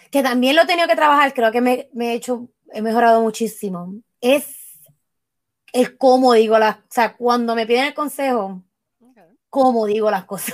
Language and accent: Spanish; Puerto Rico; moved away; como puertorriqueño y como latino